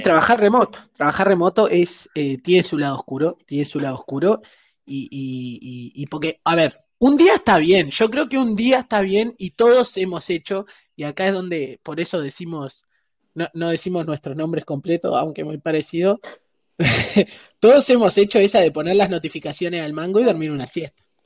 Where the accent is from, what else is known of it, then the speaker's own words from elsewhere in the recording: Uruguay; somos uruguayos